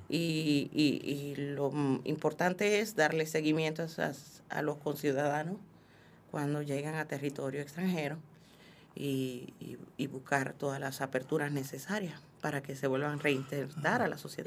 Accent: Dominican Republic; moved away; como mujer, como dominicana y como inmigrante

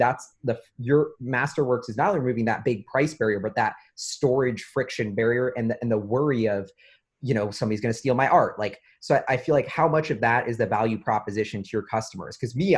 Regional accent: Rome, Lazio, Italy; Like, I'm from Rome, and like, I go back to Rome

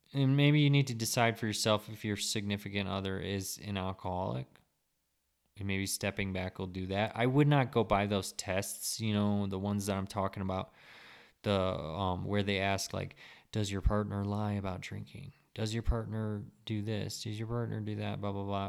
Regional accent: United States

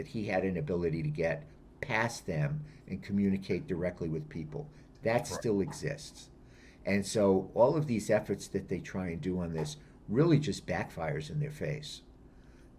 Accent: Rhode Island, United States; I'm from Rhode Island

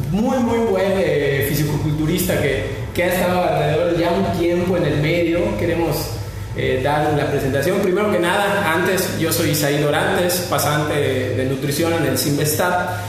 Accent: Yucatán, Mexico; Somos yucatecos muy buena vibra para lo

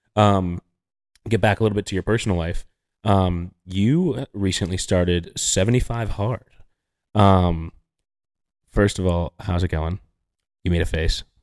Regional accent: New York, United States; as a New Yorker

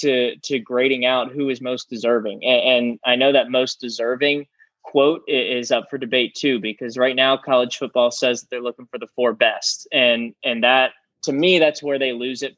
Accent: Virginia, United States; because I went to camp there every year growing up in Virginia

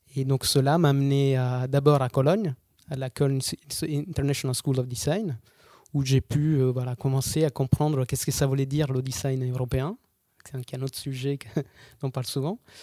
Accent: Episcopia, Basilicata, Italy; French is a second language; moved away; je suis italien. Je suis né à Basilicata, qui est une petite région euh, l'Italie du Sud

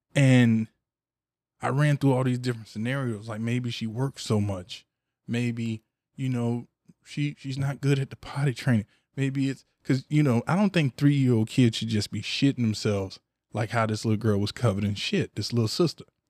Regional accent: Ocala, Florida, United States; I'm from dirty Cali, you know, I'm from the O, and I'm from the west side of the O. I'm from Cotton Plant, Ocala, Florida

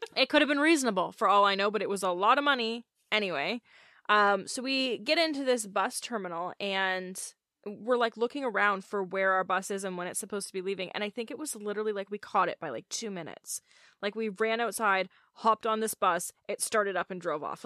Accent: Canada; I'm Canadian

